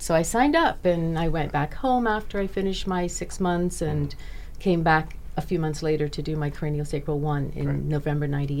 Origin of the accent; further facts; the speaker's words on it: Bahamas; I'm from the Bahamas, so I would fly over from Nassau and do my classes and fly back.